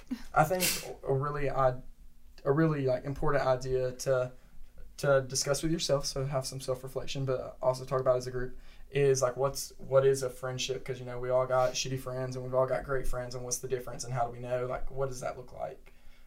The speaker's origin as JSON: {"language": "English", "town": "Cedartown", "region": "Georgia", "country": "United States", "tie": "born or raised there", "lives_now": "Rome, United States", "said": "as the most local person here, I'm from Cedartown, just 20 minutes south of Rome."}